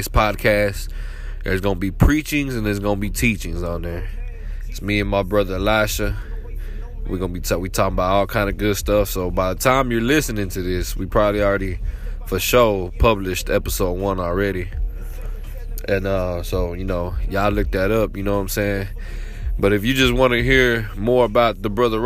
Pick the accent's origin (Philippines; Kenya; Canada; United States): United States; Waco, Texas; I'm from Waco, Texas.